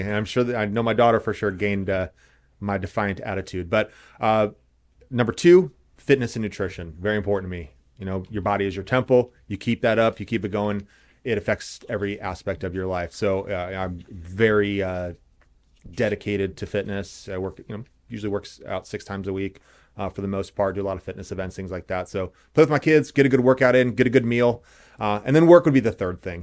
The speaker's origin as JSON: {"language": "English", "town": "Indianapolis", "region": "Indiana", "country": "United States", "tie": "born or raised there", "also_born_or_lived": "Los Angeles / Santa Monica", "moved": "as an adult", "lives_now": "Carmel, United States", "said": "So born and raised in Indianapolis, went to North Central"}